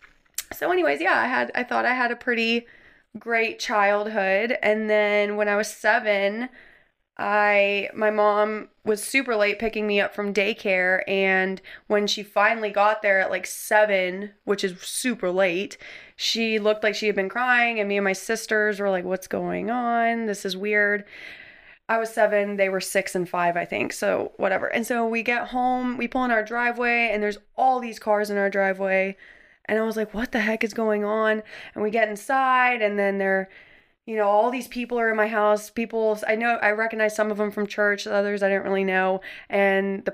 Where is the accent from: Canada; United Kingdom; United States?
Canada; I was born in Canada